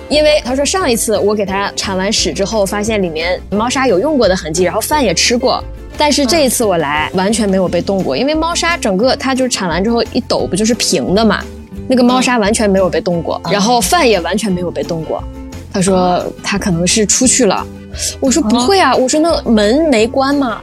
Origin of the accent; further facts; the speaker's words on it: Northeast China, China; now in Shanghai, China; 从东北赶回了上海